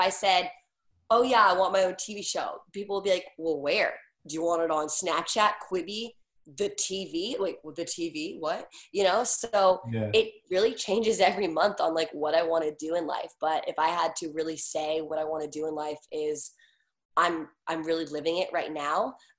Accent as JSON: {"language": "English", "region": "East Coast", "country": "United States", "lives_now": "Los Angeles, United States", "said": "I mean, I'm from the East Coast and I love New Yorkers."}